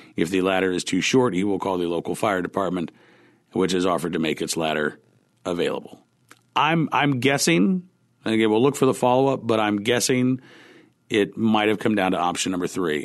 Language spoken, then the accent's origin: English; Oklahoma, United States; moved away; I was growing up in Oklahoma